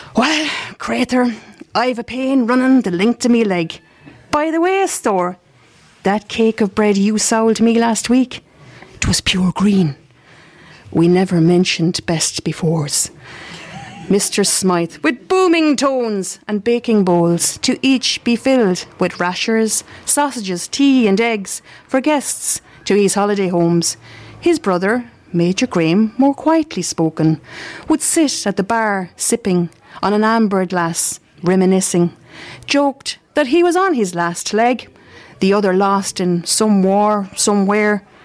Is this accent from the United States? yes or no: no; Mountshannon, Munster, Ireland; I'm from Mount Shannon.